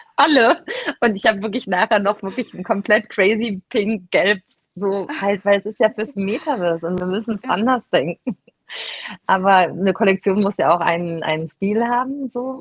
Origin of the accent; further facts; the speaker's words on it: Cologne, North Rhine-Westphalia, Germany; Ich bin ja Kölnerin